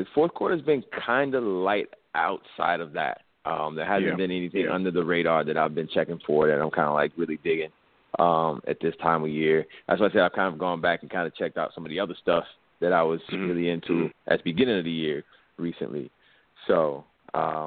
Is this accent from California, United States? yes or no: no; Chicago, Illinois, United States; as a kid growing up in Chicago